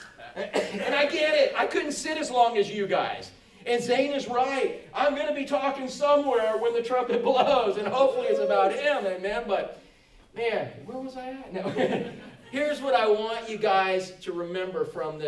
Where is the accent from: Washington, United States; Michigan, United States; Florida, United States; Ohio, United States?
Florida, United States; we grew up in Florida